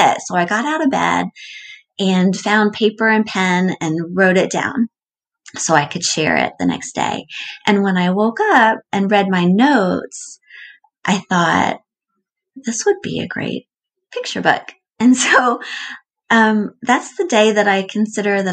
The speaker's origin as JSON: {"language": "English", "town": "Atlanta", "region": "Georgia", "country": "United States", "also_born_or_lived": "Lewisburg, Pennsylvania", "said": "I'm from Atlanta. I live in Atlanta now."}